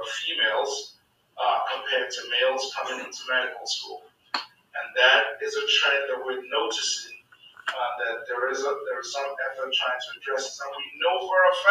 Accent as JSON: {"language": "English", "country": "Nigeria", "tie": "born or raised there", "moved": "yes", "said": "I grew up in Nigeria."}